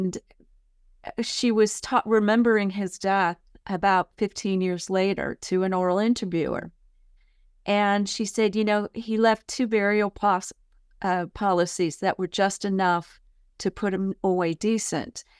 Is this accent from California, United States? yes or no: yes; San Mateo County, California, United States; also born or lived in San Francisco, California; now in Murfreesboro, United States; I grew up in San Mateo County, California